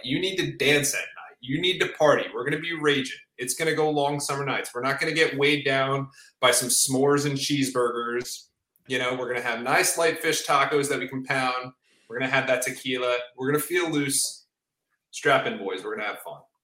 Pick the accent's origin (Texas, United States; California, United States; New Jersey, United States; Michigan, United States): New Jersey, United States; I'm from New Jersey.